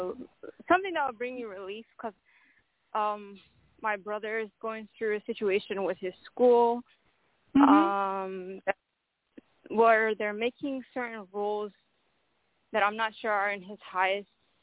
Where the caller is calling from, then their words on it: Ohio, United States; I'm calling from Ohio.